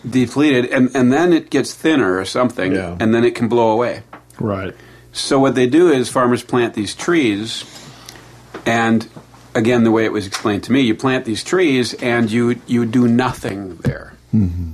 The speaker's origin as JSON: {"language": "English", "town": "Milwaukee", "region": "Wisconsin", "country": "United States", "tie": "born or raised there", "said": "I grew up next to a farm in Milwaukee"}